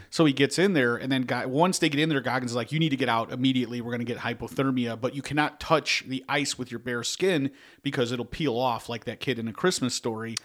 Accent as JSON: {"language": "English", "town": "Chicago", "region": "Illinois", "country": "United States", "said": "we're from Chicago"}